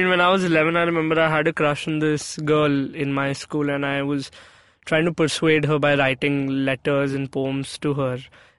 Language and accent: English; Chandigarh, India; also born or lived in Mumbai; I was born in Chandigarh, I'm from Chandigarh. Both my parents have like been born and brought up in Chandigarh, and they met over there, they got married, I was born. But I think the year I got born, my dad got transferred to Mumbai.